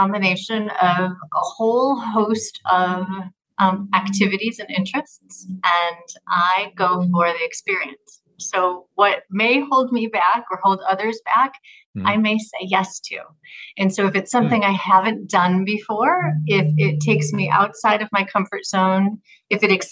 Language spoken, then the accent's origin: English; United States; also born or lived in Florida / Switzerland; As an American